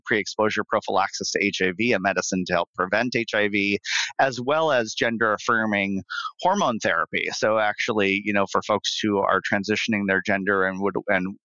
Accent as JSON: {"language": "English", "town": "Bismarck", "region": "North Dakota", "country": "United States", "moved": "yes", "said": "I'm from Bismarck, North Dakota. Originally"}